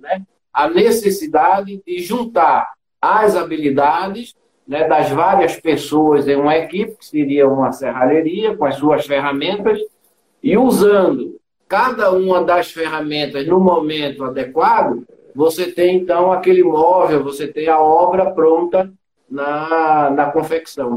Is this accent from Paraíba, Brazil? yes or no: no; Recife, Pernambuco, Brazil; moved away as an adult; now in São Paulo, Brazil; eu sou de Recife, né? Hum. É, pernambucano. E vim para cá, para São Paulo, em 1983.